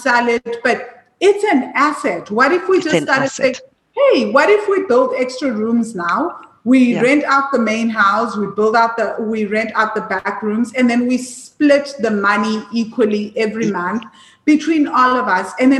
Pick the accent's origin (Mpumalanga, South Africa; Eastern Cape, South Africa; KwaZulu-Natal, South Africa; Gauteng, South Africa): Gauteng, South Africa; Johannesburg; you and I grew up in Joburg